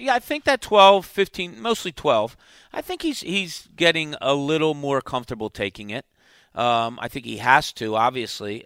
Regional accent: New Jersey, United States; I was from South Jersey

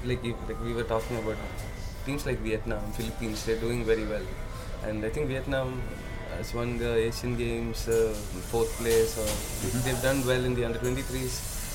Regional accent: Kerala, India; so I grew up in Kerala

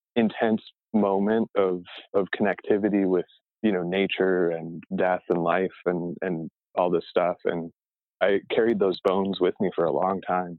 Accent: Arizona, United States; also born or lived in Oak Park, Illinois (near Chicago); when we moved from Chicago, we moved to Arizona

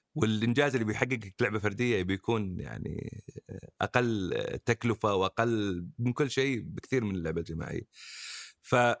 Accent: Saudi Arabia; احنا كمجتمع سعودي من نشاتنا

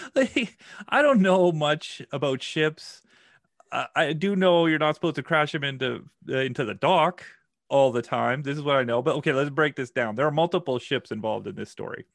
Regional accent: Saskatchewan, Canada; I'm from Saskatchewan. I don't have a lot of, like, nautical experience. You know, we're pretty landlocked here

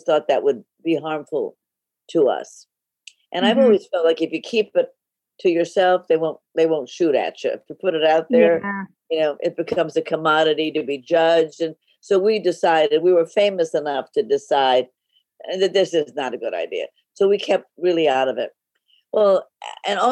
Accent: Los Angeles, California, United States; I grew up in Hollywood

